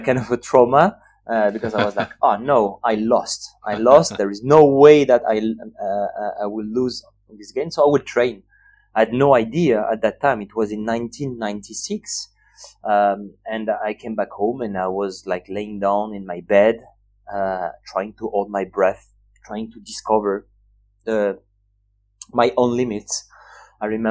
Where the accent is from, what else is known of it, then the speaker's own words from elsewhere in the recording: Nice, Provence-Alpes-Côte d'Azur, France; I was born in 1982 in Nice. This is the city where I grew up, by the Mediterranean Sea